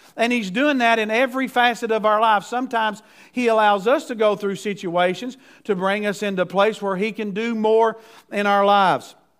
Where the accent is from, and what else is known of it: United States